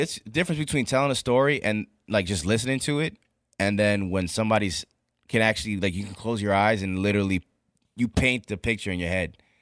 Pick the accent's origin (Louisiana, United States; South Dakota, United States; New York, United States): New York, United States; as a New Yorker